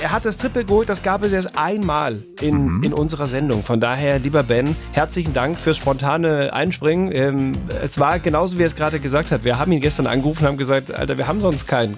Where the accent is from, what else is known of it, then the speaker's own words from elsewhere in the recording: North Rhine-Westphalia, Germany; moved away; also born or lived in Bavaria; in meiner Heimat in N R